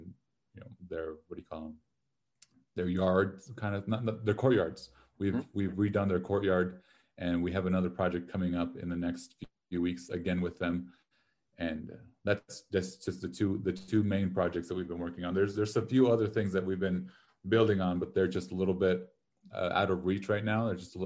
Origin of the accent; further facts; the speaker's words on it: Los Lunas, New Mexico, United States; moved away as an adult; now in Albuquerque, United States; I grew up in Los Lunas, which is south of here